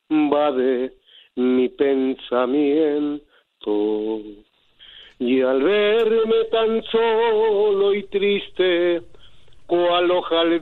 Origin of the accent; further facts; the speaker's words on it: León, Guanajuato, Mexico; now in Lakewood, United States; soy de León, Guanajuato.